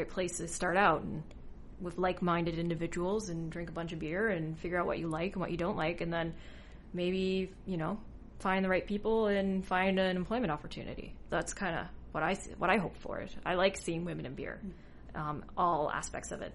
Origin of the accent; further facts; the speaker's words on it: Newfoundland and Labrador, Canada; I'm from Newfoundland